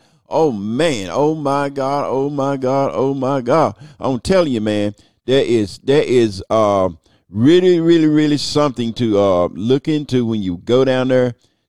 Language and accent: English; United States; So that's part of being American, is the vote.